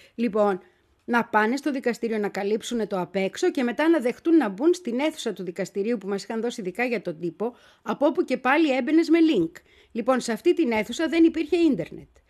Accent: Greece; ήμουνα και εγώ από την Ελλάδα

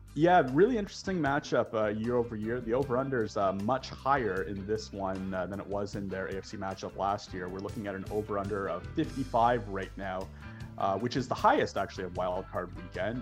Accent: Toronto, Ontario, Canada; I grew up in Toronto, just a stone's throw from the Ralph

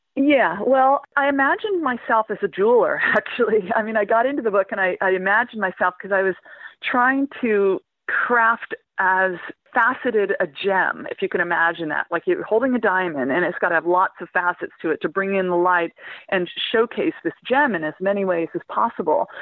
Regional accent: Central Valley, California, United States; moved away as an adult; now in England, United Kingdom; my hometown in the middle of the Central Valley in California

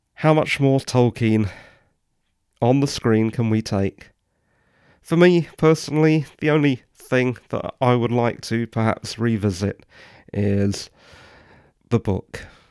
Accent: England, United Kingdom; I'm English

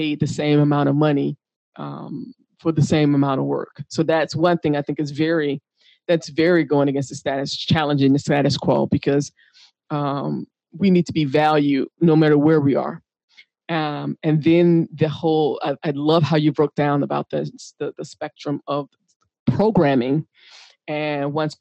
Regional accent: United States; I'm from the United States.

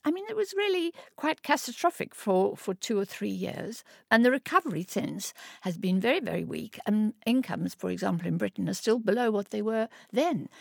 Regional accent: Orange Free State, South Africa; moved away as an adult; I was born in South Africa. I grew up in very humble circumstances in the Orange Free State in South Africa

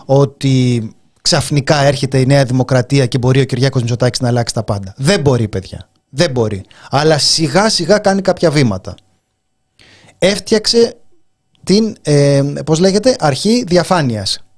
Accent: Greece; εμένα είναι η πατρίδα μου

